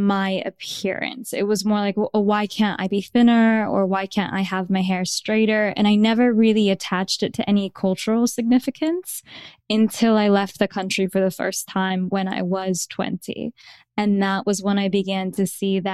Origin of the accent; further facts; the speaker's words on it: Midwest, United States; that was where I grew up